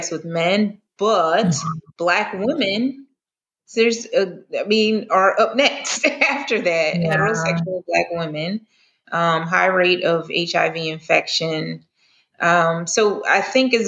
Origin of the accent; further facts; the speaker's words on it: the North, United States; now in the South, United States; I'm originally from the North